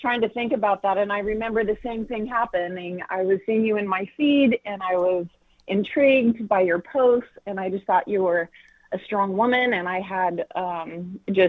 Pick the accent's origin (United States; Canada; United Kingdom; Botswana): United States; Castro Valley, California; also born or lived in Kona, Hawaii; now in Modesto, United States; I'm from the Bay Area originally, born and raised in Castro Valley, California.